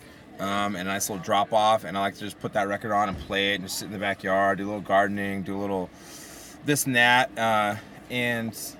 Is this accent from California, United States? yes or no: yes; San Diego, California, United States; born and raised in San Diego.